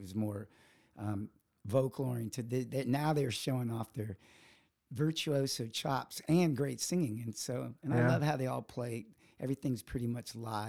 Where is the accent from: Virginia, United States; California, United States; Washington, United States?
Virginia, United States; moved away; So I grew up in Virginia and I love bluegrass music.